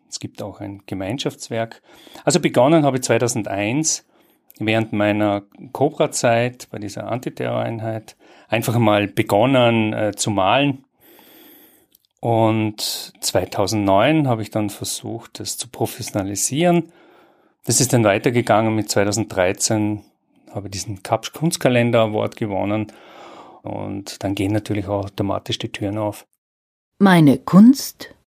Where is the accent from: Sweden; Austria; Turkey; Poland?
Austria; Bregenz, Vorarlberg; geboren und aufgewachsen in Bregenz.